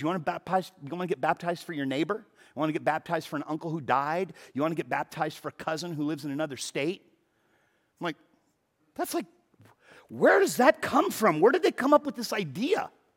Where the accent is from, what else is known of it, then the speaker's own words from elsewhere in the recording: Los Angeles, California, United States; I have never lived more than twenty-five miles from where I was born. So I was born in the San Fernando Valley